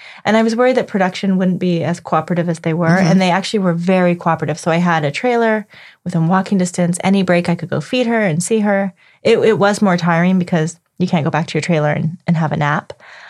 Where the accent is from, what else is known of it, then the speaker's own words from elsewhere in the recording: Canada; moved away; I'm Canadian.